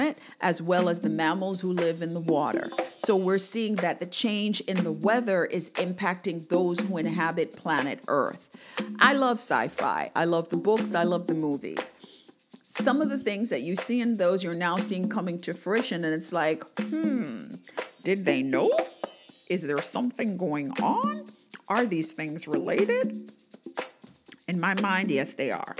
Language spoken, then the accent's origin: English; Jamaica; I remember growing up in Jamaica